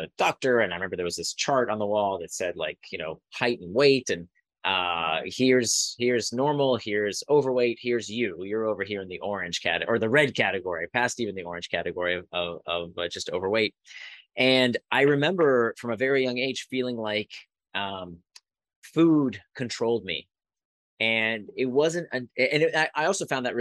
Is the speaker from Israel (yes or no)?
yes; Israel; I was born in Israel. My grandparents were Holocaust survivors.